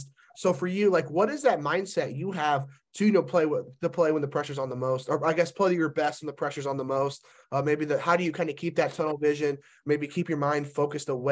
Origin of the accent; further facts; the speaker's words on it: Indiana, United States; I'm from Indiana